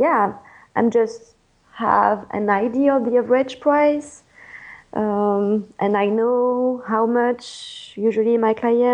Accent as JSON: {"language": "English", "country": "France", "accent": "French", "second_language": "English", "moved": "as an adult", "lives_now": "California, United States", "said": "I won't lose my French accent"}